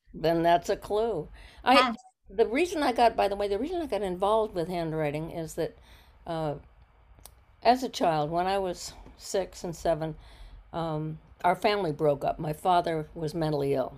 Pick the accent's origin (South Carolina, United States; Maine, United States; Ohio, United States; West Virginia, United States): Ohio, United States; moved away as an adult; also born or lived in Maryland; now in Weston, United States; we moved to Ohio from Maryland